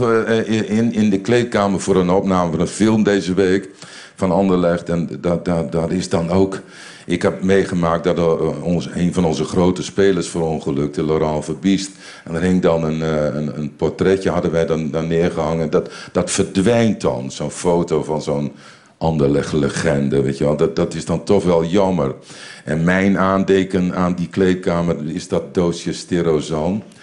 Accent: Winschoten, Groningen, Netherlands; moved away as an adult; also born or lived in Bellingwolde, Netherlands / Brussels, Belgium; ik kom uit de Engelstilstraat in Winschoten

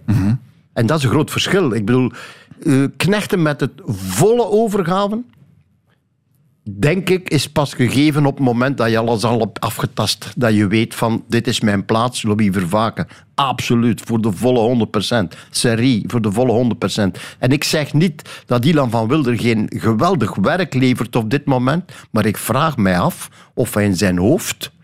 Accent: Flanders, Belgium; bij ons in Vlaanderen

